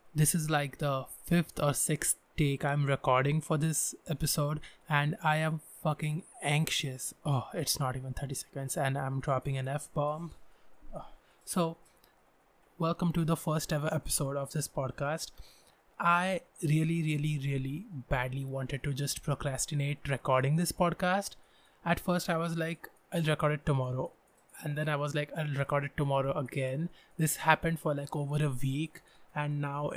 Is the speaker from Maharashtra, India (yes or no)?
yes; Pune, Maharashtra, India; I was born in a different town, but I literally grew in this town.